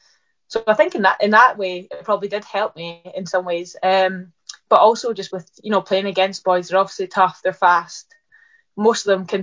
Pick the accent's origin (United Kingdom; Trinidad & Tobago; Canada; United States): United Kingdom; Livingston, Scotland; I was born in Livingston, so I went to all the Livingston games. I used to go like home and away, just everywhere, every game. So I guess I was always brought up around it in that sense.